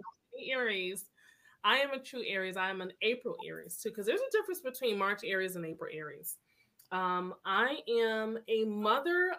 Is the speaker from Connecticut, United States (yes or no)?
yes; Hartford, Connecticut, United States; now in Atlanta, United States; I am in Atlanta, Georgia, but I am originally from Hartford, Connecticut